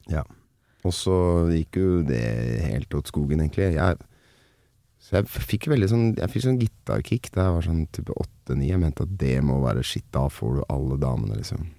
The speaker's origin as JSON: {"language": "Norwegian", "town": "Nittedal", "region": "Akershus", "country": "Norway", "said": "for meg som er fra eh, langt sør i Nittedal"}